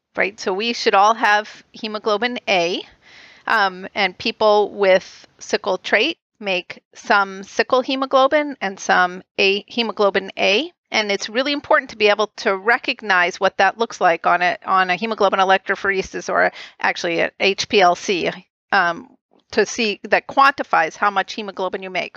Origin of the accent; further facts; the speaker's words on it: right outside of Boston, Massachusetts, United States; I grew up right outside of Boston